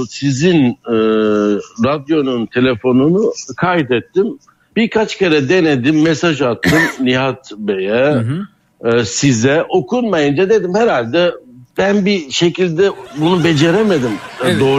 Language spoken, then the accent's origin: Turkish; Turkey; moved away as an adult; now in Benalmádena, Spain; Sağ Türkiye. Sağ İyi geceler memleketim. Çok özledim